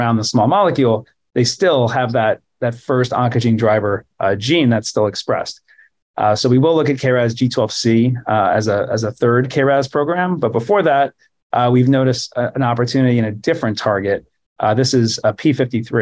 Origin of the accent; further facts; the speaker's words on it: New York City, New York, United States; I grew up in New York City.